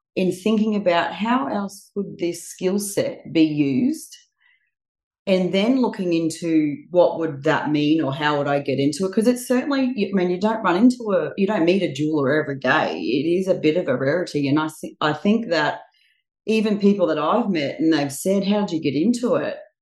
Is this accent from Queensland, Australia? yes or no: yes; Bundaberg, Queensland, Australia; now in Sunshine Coast, Australia; I'm from Bundaberg originally, but I have been here on the Sunshine Coast just on 20 years this coming January